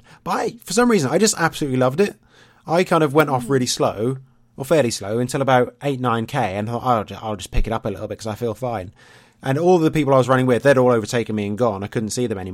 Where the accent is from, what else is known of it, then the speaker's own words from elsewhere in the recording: East Anglia, East of England, United Kingdom; I'm from East Anglia, so that's much more East